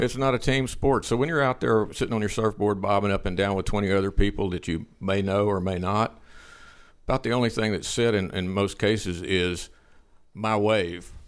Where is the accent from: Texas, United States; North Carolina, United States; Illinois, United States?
Texas, United States; Liberty; my hometown, Liberty